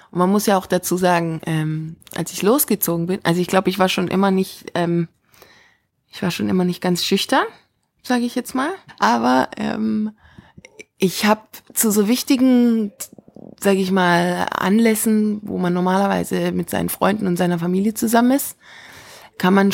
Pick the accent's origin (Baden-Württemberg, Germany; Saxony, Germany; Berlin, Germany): Baden-Württemberg, Germany; Stuttgart; Genau, das ist so mein erstes Mal Frankreich, verrückterweise, als Deutsche aus Stuttgart.